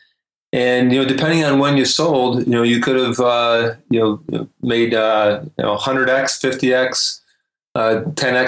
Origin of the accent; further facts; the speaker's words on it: Detroit, Michigan, United States; moved away; also born or lived in Lugano, Switzerland / Germany / Vancouver; I grew up in Detroit